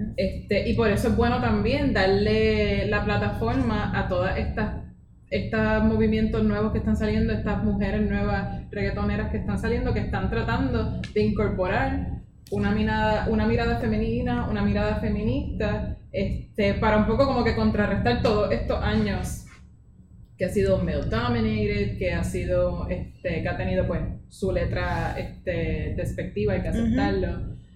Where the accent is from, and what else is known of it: Puerto Rico